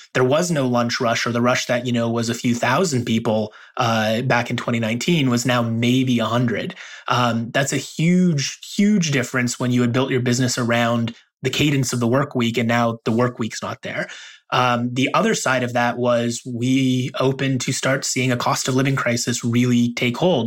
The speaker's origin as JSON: {"language": "English", "town": "Toronto", "region": "Ontario", "country": "Canada", "said": "I'm from Toronto"}